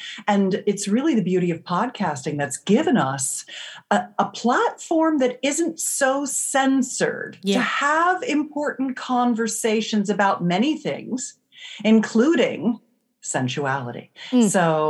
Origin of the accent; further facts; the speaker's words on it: California, United States; I come from the Silicon Valley of California